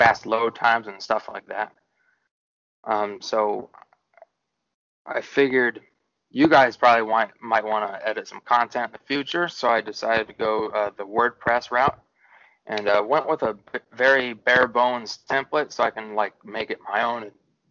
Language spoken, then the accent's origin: English; Centralia, Illinois, United States; also born or lived in Carbondale, Illinois / Metro East St. Louis area; I was born and raised in Centralia, Illinois